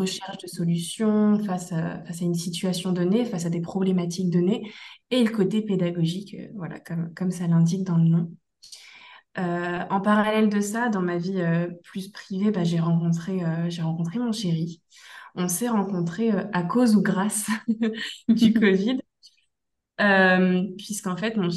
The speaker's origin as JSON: {"language": "French", "region": "Brittany", "country": "France", "tie": "born or raised there", "moved": "as an adult", "lives_now": "Thailand", "said": "je suis originaire euh, de Bretagne, euh, je suis, une Bretonne pure beurre de base, donc c'est vrai que quitter sa Bretagne natale, c'est pas toujours facile"}